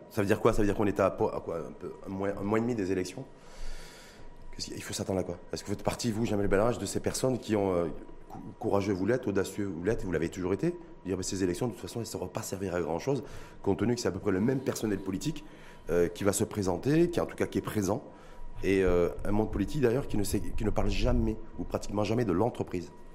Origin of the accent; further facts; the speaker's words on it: Morocco; chez nous, au Maroc